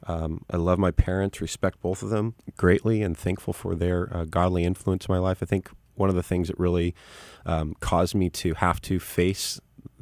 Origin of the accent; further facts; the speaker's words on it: Vista, California, United States; also born or lived in Santa Ana, Orange County, California; I grew up here in Southern California